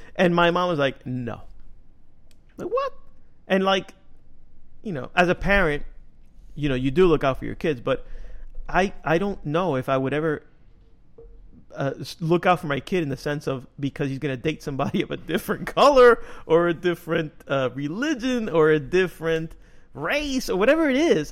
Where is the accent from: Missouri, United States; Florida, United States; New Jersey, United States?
New Jersey, United States; Union City; I grew up in Little Cuba, which is Union City